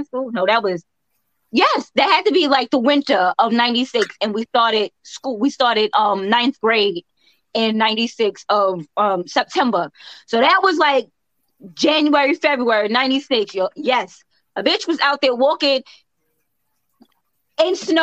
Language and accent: English; New York, United States; moved away; we're from New York